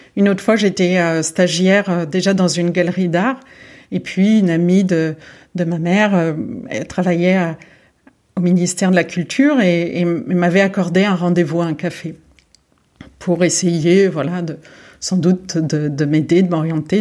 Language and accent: French; Lyon, Auvergne-Rhône-Alpes, France; moved away as an adult; also born or lived in Boulogne-Billancourt / Saint-Cloud / Bordeaux / Berlin; je suis née à Boulogne-Billancourt. J'ai grandi une partie de, j'ai grandi euh, à, Saint, à cloud Et ensuite, euh, mon père a, été muté à Lyon, donc j'ai grandi également à Lyon. j'ai passé toute mon adolescence à Lyon